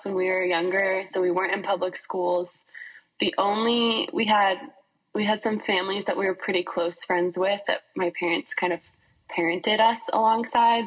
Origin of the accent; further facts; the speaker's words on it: Boston, Massachusetts, United States; moved away as an adult; also born or lived in Texas; now in Waco, United States; I actually grew up in Boston, and moved here to go to Baylor